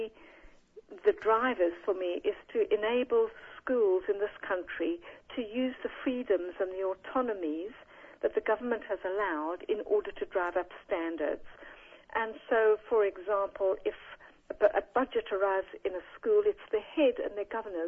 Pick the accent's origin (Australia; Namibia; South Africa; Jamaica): South Africa; moved away as an adult; now in United Kingdom; I'm a South African, mm-hmm. from a Jewish mother and father, came to this country in 1970